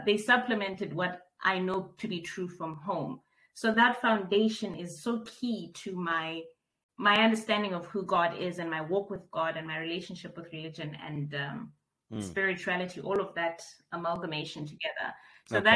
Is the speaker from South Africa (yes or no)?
yes; Bloemfontein, Free State, South Africa; moved away as an adult; also born or lived in Maseru, Lesotho / Grahamstown, Eastern Cape; born in Bloemfontein, lived my formative years all the way right through to high school in Bloemfontein